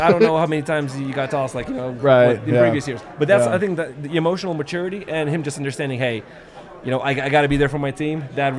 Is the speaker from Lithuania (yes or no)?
yes; Lithuania; now in Colorado, United States; where I'm from Lithuania.